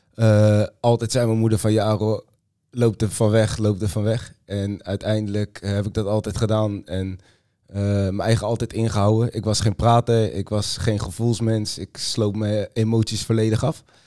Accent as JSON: {"language": "Dutch", "region": "Utrecht", "country": "Netherlands", "said": "ik kom uit Utrecht"}